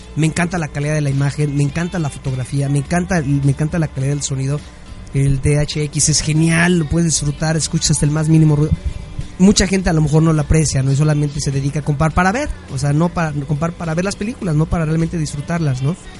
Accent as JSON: {"language": "Spanish", "country": "Mexico", "said": "Como mexicanos"}